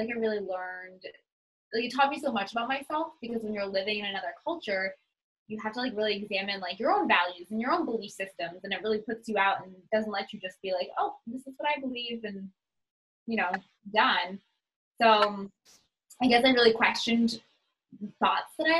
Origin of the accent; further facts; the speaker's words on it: New Hampshire, United States; also born or lived in Boston, Massachusetts; now in Florida, United States; I mostly grew up in New Hampshire, kind of in New England in general. I was born in Boston. We lived in multiple different houses.